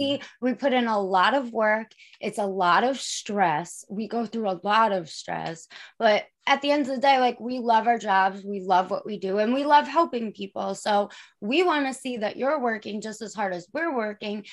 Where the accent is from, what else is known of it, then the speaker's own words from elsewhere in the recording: Long Island, New York, United States; I'm from New York, Long Island